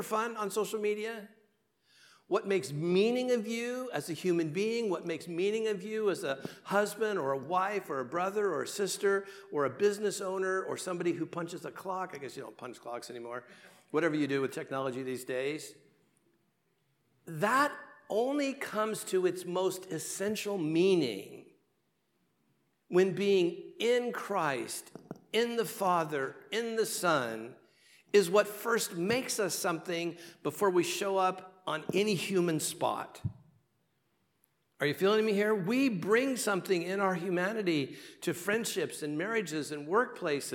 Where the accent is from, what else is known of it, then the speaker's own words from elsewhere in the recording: Southern California, United States; I'm from Southern California